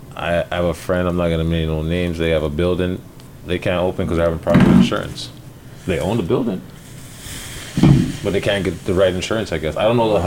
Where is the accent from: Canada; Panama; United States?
Canada; Toronto, Ontario; Growing up in Parkdale